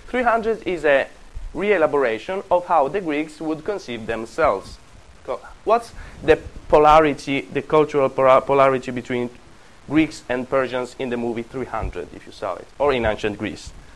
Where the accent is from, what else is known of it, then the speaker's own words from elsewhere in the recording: Apulia, Italy; English is a second language; moved away; Calabria, and Puglia, and this is where I come from